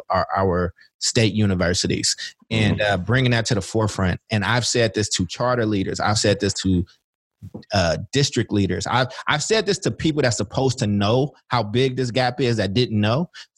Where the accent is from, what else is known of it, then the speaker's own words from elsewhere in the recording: Oakland, California, United States; also born or lived in Chicago, Illinois / Kentucky; I grew up in Oakland, but I was born in Chicago and lived in Kentucky.